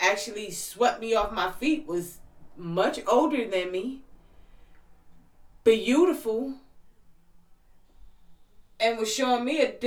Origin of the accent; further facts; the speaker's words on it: New Jersey, United States; I'm from New Jersey